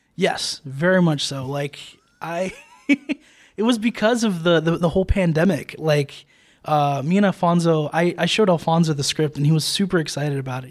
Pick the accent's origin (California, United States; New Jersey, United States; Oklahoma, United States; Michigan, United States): New Jersey, United States; also born or lived in New York City; I grew up, um, I grew up in Jersey